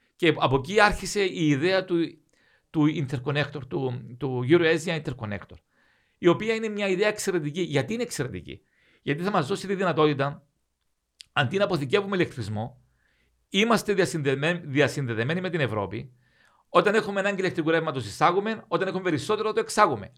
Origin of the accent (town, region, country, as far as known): Cyprus